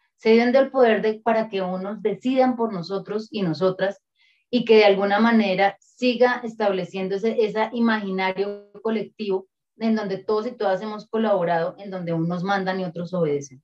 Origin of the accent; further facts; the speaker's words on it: Colombia; Nosotros y nosotras como pueblo colombiano, como sociedad y como país